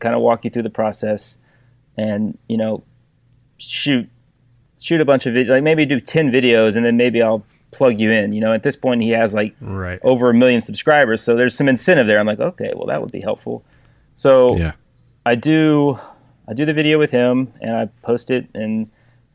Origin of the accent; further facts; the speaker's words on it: Texas, United States; I went to work for a custom door maker here in my hometown